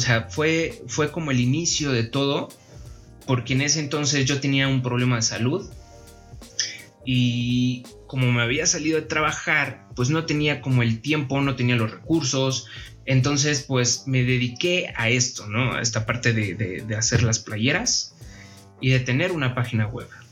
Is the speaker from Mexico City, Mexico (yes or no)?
yes; Mexico City, Mexico; Soy originario de la Ciudad de México